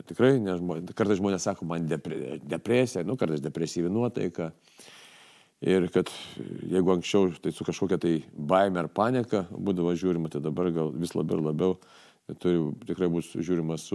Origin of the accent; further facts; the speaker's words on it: Kaunas, Kaunas County, Lithuania; Kaune aš gyvenau, Kaune augau